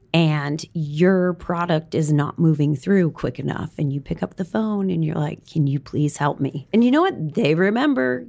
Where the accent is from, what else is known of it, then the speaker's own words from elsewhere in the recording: Wisconsin, United States; moved away; I grew up in Wisconsin, went to school in Madison